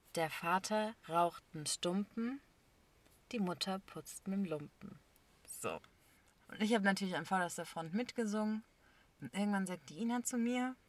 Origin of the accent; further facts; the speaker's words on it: Germany; ich bin hier geboren